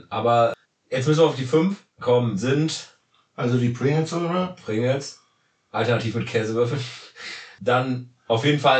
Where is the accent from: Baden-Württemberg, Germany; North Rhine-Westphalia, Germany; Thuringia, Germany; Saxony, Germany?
Thuringia, Germany; Jena; born there; Ich bin im Winter in Jena geboren worden.